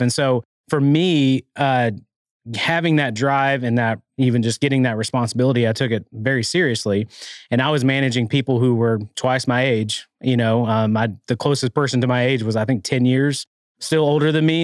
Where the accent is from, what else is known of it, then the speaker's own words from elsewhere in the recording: Arkansas, United States; now in Rogers, United States; growing up in Arkansas